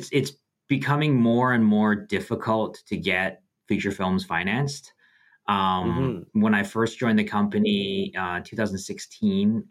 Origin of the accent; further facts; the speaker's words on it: Canada; being Canadian